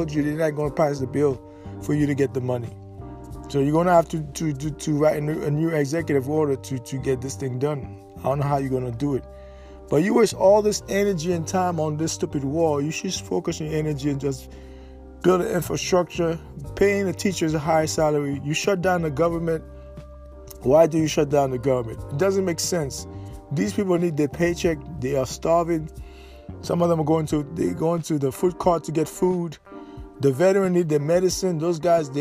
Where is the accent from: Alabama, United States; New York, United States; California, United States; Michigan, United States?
New York, United States; New York City; I grew up in New York City.